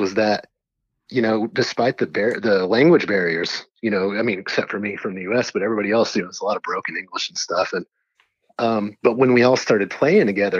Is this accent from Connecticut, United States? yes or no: no; Texas, United States; I was from Texas